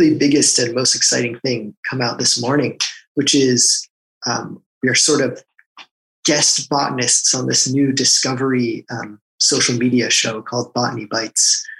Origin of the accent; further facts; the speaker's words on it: outside Boston, Massachusetts, United States; also born or lived in Rochester, New York; I grew up out right outside of Boston, which is also where I am now